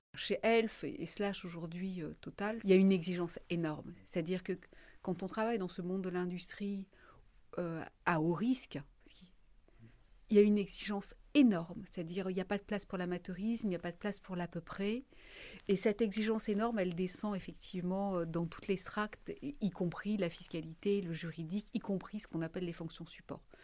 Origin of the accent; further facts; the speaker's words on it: Marseille, Provence-Alpes-Côte d'Azur, France; moved away as an adult; also born or lived in Paris; quand on vient de Marseille